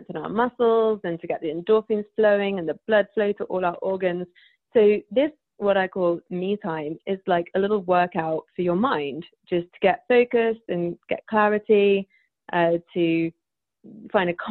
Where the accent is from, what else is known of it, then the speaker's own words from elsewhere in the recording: United Kingdom; because I'm British